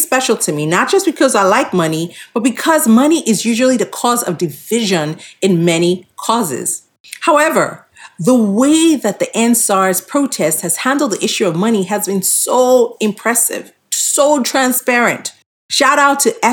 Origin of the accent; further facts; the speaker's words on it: Nigeria; we're Nigerian